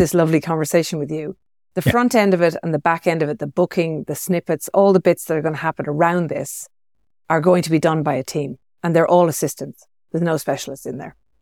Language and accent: English; Ireland; moved away as an adult; also born or lived in Sydney, Australia; now in Chamonix, France; being Irish background, I grew up with that, so we call it soft rain. And uh, yeah. I, I moved away from that about twenty years ago